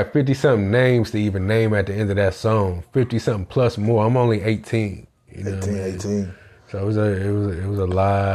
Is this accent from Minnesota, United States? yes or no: no; Richmond, California, United States; Richmond, California, that's where I grew up. That's where I was raised.